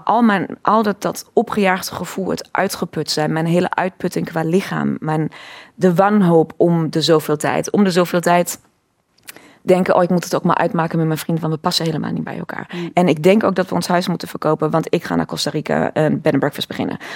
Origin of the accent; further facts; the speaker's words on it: Cologne, North Rhine-Westphalia, Germany; Dutch is a second language; moved away as an adult; also born or lived in Breda, Netherlands; now in Netherlands; ik ben in Keulen geboren